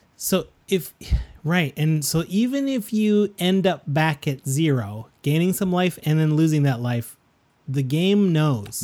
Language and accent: English; Canada; We're proud Canadian podcasters